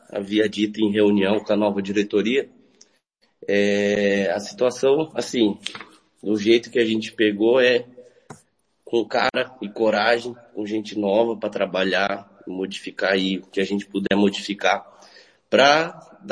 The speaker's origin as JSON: {"language": "Portuguese", "town": "Maracaju", "region": "Mato Grosso do Sul", "country": "Brazil", "tie": "born or raised there", "said": "Tiago, então, eu sou nascido, criado aqui em Maracaju mesmo."}